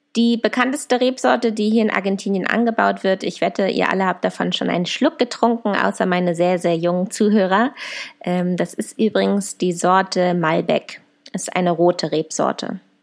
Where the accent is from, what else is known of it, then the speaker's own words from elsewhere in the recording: Germany; meinem Heimatland, nach meiner Familie